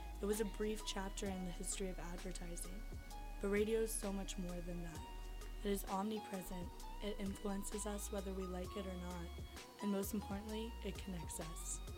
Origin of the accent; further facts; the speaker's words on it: Los Angeles, California, United States; moved away as an adult; now in Davis, United States; I'm born and raised in Los Angeles, and I moved to Davis to attend university to broaden my knowledge on all things art and language.